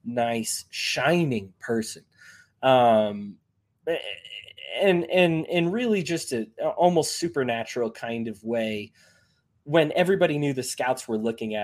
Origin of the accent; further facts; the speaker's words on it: San Diego, California, United States; growing up in San Diego